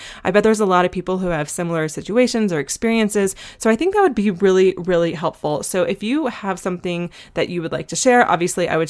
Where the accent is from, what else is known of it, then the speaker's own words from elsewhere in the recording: Asheville, North Carolina, United States; I'm from Asheville, and we have tons of mutual friends, and we talked about like where we used to frequent in high school